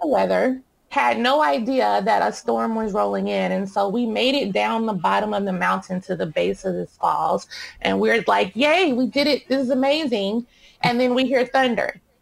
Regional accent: Dallas, Texas, United States; I grew up in Dallas, Texas

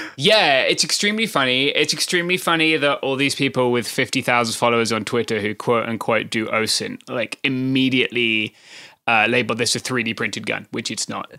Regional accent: United Kingdom; accent: British; now in Southern California, United States; I'm British, if that had not been made abundantly clear by my accent

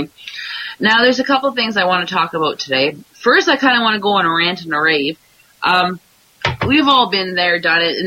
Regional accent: Canada; I'm Canadian

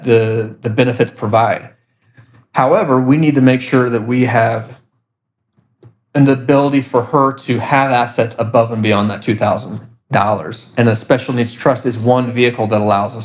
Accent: Indianapolis, Indiana, United States; We're from Indianapolis, Indiana, but I connected with families and organizations across the country.

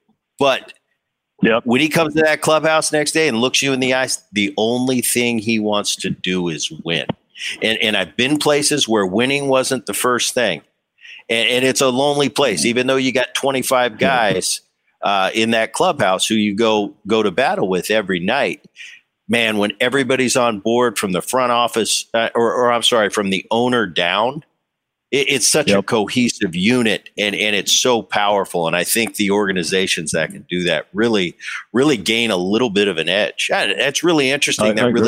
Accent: Philadelphia, Pennsylvania, United States; I'm watching Dad growing up in Philly.

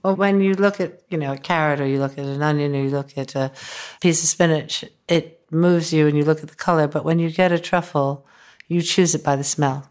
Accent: upstate New York, United States; I grew up in upstate New York.

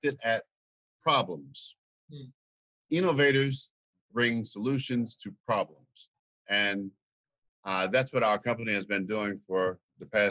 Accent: Louisiana, United States; now in Tulsa, United States; I'm from Louisiana.

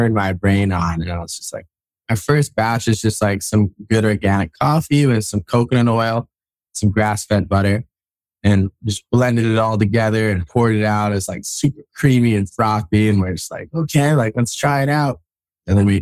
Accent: Kauai, Hawaii, United States; moved away as an adult; also born or lived in New York City, United States; now in North Shore, Oahu, United States; I was raised on Kauai.

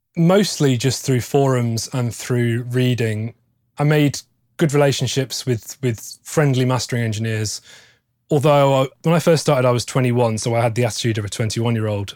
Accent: Stratford-upon-Avon, West Midlands, United Kingdom; moved away as an adult; now in Nottingham, United Kingdom; grew up in Stratford upon Avon, which is famous for being the birthplace of William Shakespeare

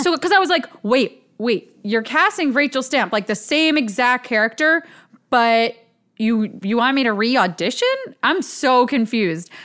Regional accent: Ambler, Pennsylvania, United States; born or raised there

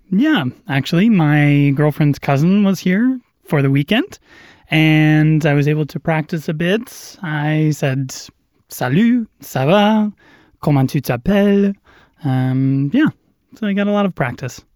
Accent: Madison, Wisconsin, United States; Je suis de Madison.

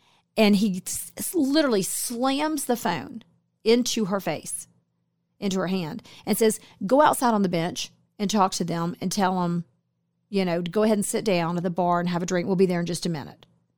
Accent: New Jersey, United States; We grew up together in New Jersey.

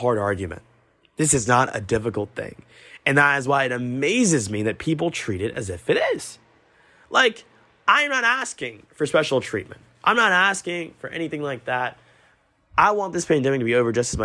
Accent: Augusta, Georgia, United States; I'm from Augusta

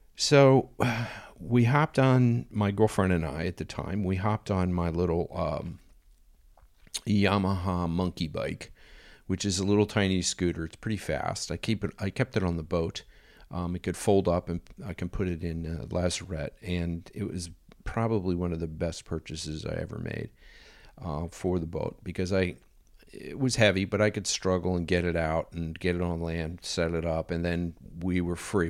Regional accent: United States; being an American

